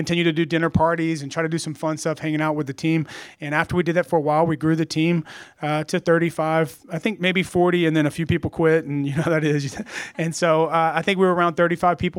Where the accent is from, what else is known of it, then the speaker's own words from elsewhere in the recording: Bogalusa, Louisiana, United States; moved away as an adult; also born or lived in Baton Rouge / Dallas; now in San Francisco, United States; we're from Louisiana. I was born in Bogalusa